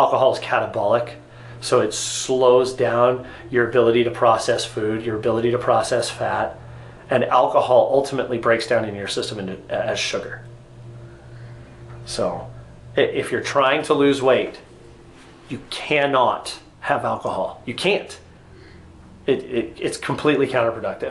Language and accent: English; United States